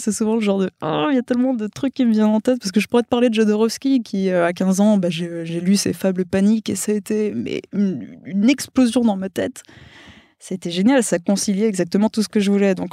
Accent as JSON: {"language": "French", "region": "Wallonia", "country": "Belgium", "also_born_or_lived": "Mexico", "first_language": "Spanish", "second_language": "French", "said": "Je suis wallonne. Pour le coup, non, le flamand, j'ai réussi à l'éviter de, justesse. Mais euh, ouais, ouais, L'espagnol était ma première langue. Je suis née au Mexique, j'ai vécu deux ans"}